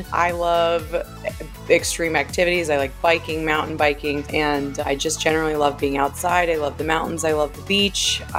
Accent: Japan; born there; I was born in Japan. My dad was a news reporter stationed there.

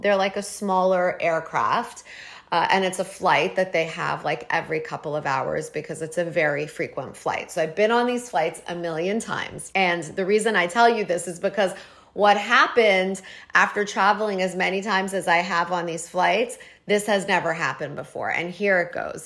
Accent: Toronto, Ontario, Canada; moved away as an adult; now in New York, United States; I'm from Toronto. I grew up there, got married, and left when I was twenty-four

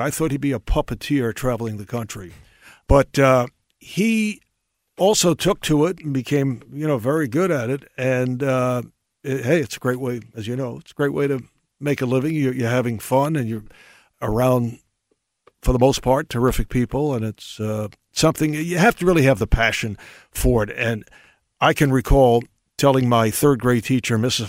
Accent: New York City, New York, United States; where I grew up in Brooklyn.

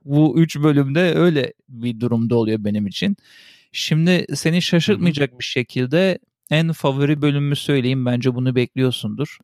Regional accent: Switzerland; moved away; also born or lived in Turkey; küçüklüğümden beri ben biliyorsun İsviçre'de doğup büyüdüm. Orada Almanca öğrendim.

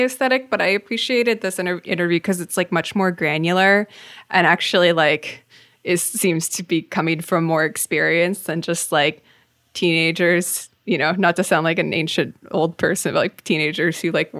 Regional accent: Tacoma, Washington, United States; when I was growing up in Tacoma

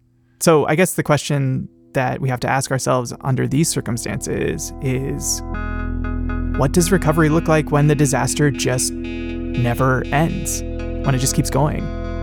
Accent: California, United States; in my home state of California

